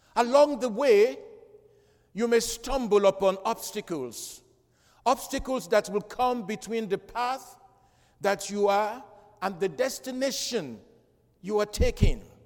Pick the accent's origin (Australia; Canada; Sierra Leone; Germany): Sierra Leone; Freetown, Western Area; moved away; growing up in Freetown, I listened to, to the national radio and they play good music.